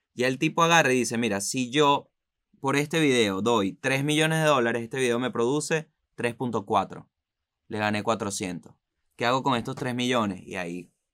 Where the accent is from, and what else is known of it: Venezuela; moved away